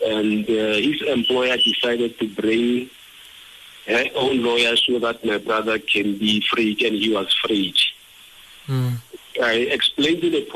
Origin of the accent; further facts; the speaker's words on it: Bethlehem, Free State, South Africa; I moved from Togoza and came back to study here in Bethlehem at home.